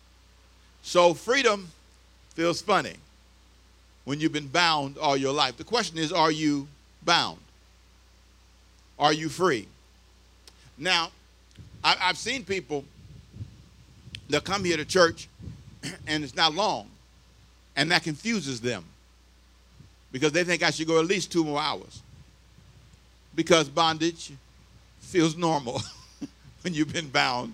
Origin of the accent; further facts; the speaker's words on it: Los Angeles, California, United States; I was here for 2 years in high school, but I grew up in L.A. I was born here but raised in Los Angeles